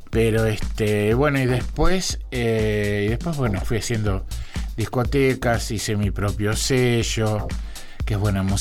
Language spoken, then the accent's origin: Spanish; Rosario, Santa Fe, Argentina; vengo de Rosario y también me dijeron, Rosario, que está todo mal